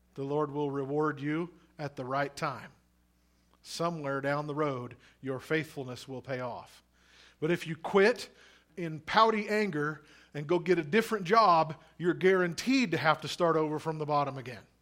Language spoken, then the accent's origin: English; Missouri, United States; now in Oregon, United States; I'm from Missouri originally, but my mom is from Nebraska